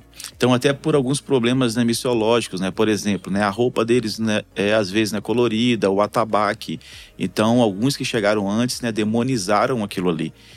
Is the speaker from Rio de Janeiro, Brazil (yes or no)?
yes; Duque de Caxias, Rio de Janeiro, Brazil; moved away as an adult; also born or lived in Piauí / Alagoas; Eu sou de Xerém que é da Baixada Fluminense